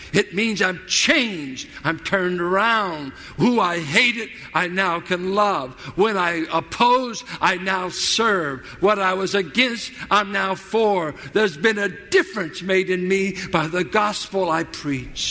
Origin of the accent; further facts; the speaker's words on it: Richmond, Virginia, United States; I grew up in South Richmond.